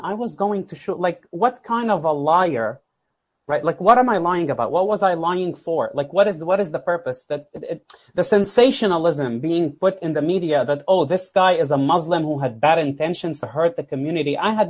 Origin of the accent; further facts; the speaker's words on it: Florida, United States; I'm telling you, I'm a guy from South Florida.